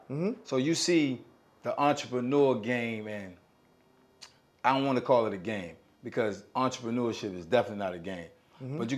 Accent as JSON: {"language": "English", "town": "Norfolk", "region": "Virginia", "country": "United States", "said": "I'm from Norfolk. I'm originally from Norfolk."}